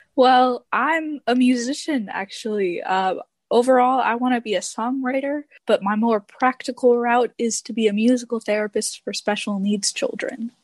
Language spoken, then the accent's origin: English; Detroit, Michigan, United States; now in Texas, United States; I'm actually from Detroit, but I'm living in Texas